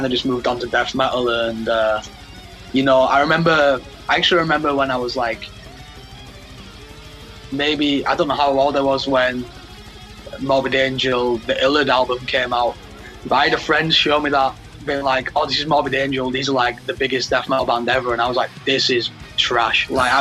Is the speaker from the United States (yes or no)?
no; Leeds, Yorkshire and the Humber, United Kingdom; born or raised there